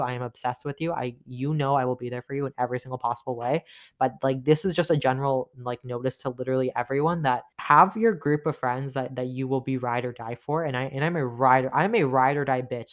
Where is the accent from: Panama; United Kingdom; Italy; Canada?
Canada; Toronto, Ontario; I'm from Toronto, Canada